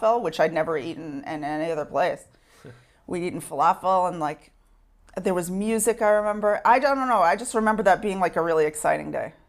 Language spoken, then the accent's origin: English; Sherman, Texas, United States; now in Israel; I grew up in Sherman, Texas